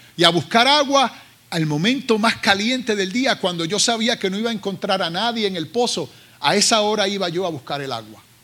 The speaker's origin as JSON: {"language": "Spanish", "town": "Carolina", "country": "Puerto Rico", "tie": "born or raised there", "moved": "yes", "lives_now": "United States", "said": "soy ah, ah, oriundo de Carolina, Puerto Rico, y llevo ya 36 años en los Estados Unidos"}